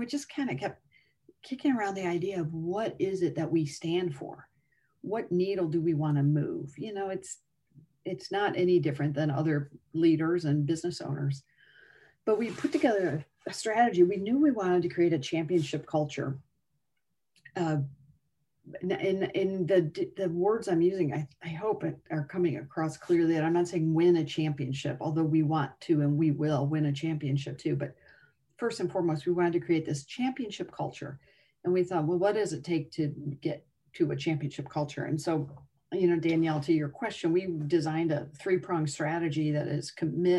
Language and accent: English; Northwest Indiana, United States; I grew up in Northwest Indiana.